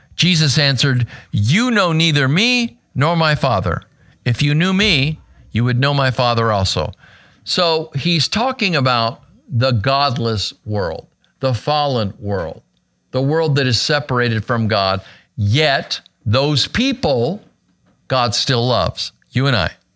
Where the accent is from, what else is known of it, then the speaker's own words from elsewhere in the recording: Arizona, United States; my home state of Arizona